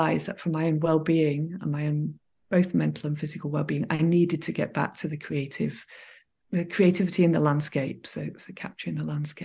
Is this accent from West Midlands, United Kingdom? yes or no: no; Manchester, North West England, United Kingdom; I grew up in Manchester in England in the middle of the city